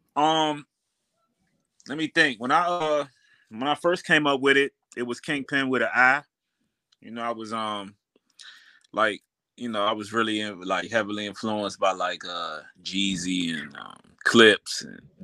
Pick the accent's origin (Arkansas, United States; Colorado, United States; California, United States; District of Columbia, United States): District of Columbia, United States; Washington; I grew up uptown. I grew up uptown, so um, I actually uh, grew up around like Adams Morgan area, you know, 17th Street side